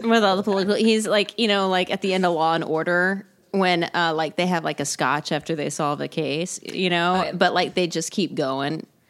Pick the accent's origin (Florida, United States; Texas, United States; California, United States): Texas, United States; moved away as an adult; also born or lived in Houston / Chicago; now in Los Angeles, United States; I'm from Texas.